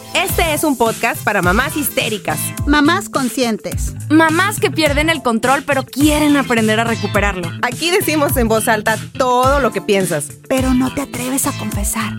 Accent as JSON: {"language": "Spanish", "region": "northern Mexico", "country": "Mexico", "said": "Somos entes norteños"}